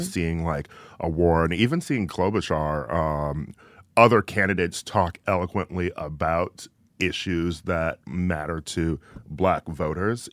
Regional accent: Midwest, United States; I'm from the Midwest.

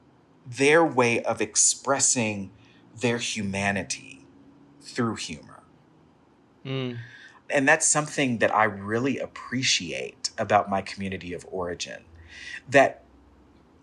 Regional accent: Texas, United States; I'm a Black Southern queer person, and really in my community of origin, my Afro-Baptist church I grew up in Texas

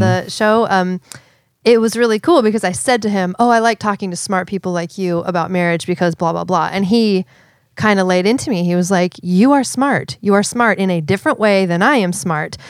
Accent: Seattle, Washington, United States; I'm from Seattle

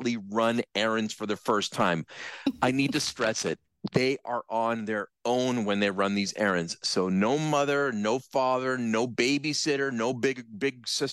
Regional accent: Brantford, Ontario, Canada; when I was growing up in Brantford, I almost literally lived across the street from the elementary school that I went

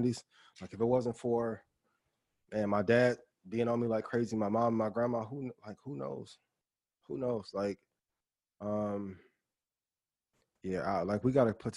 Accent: East Chicago, Indiana, United States; moved away; I'm from East Chicago, Indiana

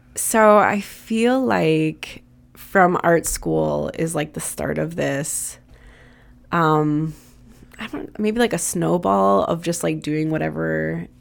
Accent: Wisconsin, United States; now in Chicago, United States; we're from Wisconsin

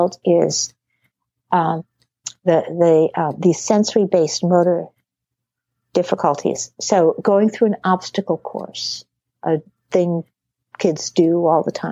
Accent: New England, United States; I grew up in New England

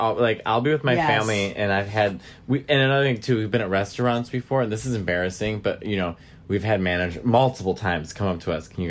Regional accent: Chicago, Illinois, United States; Because I'm from Chicago.

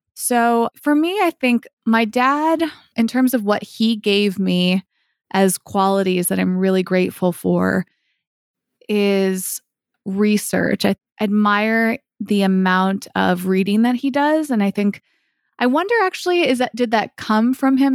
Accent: Massachusetts, United States; now in Los Angeles, United States; I grew up in Massachusetts

